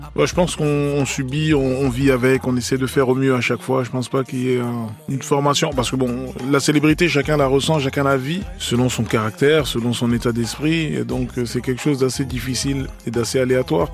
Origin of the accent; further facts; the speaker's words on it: France; also born or lived in Congo; Je suis venu, j'avais deux ans et demi. Mes plus vieux souvenirs, c'est la France, c'est la maternelle